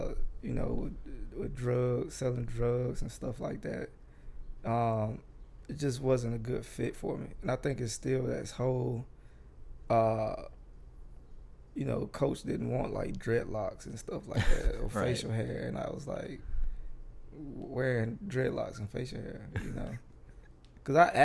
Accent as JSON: {"language": "English", "town": "Atlanta", "region": "Georgia", "country": "United States", "tie": "born or raised there", "also_born_or_lived": "Athens, Georgia / Clarkston, Georgia / Cobb County, Georgia", "moved": "as an adult", "lives_now": "New York, United States", "said": "I was born in Athens, and I grew up in the metro Atlanta area"}